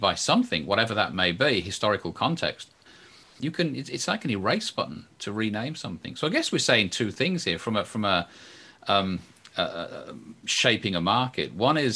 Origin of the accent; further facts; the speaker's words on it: England, United Kingdom; I'm English